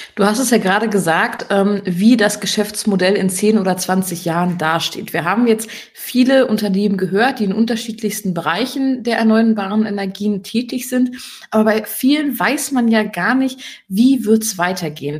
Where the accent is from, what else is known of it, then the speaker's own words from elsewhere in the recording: Germany; hier bei uns in Deutschland